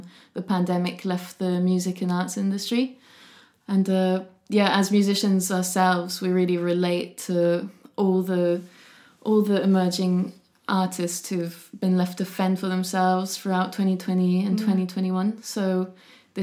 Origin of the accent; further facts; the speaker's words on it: Dordogne Valley, Nouvelle-Aquitaine, France; moved away as an adult; also born or lived in Camden, London; now in London, United Kingdom; I was born in Camden and then moved to France when I was young in the Dordogne Valley. And I grew up there.